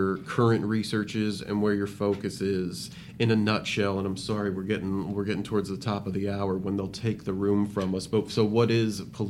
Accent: South Bend, Indiana, United States; I'm from South Bend, grew up right down the street

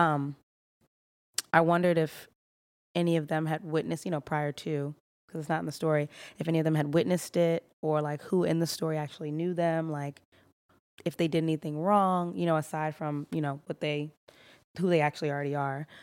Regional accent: Baltimore, Maryland, United States; I'm originally from Baltimore, Maryland

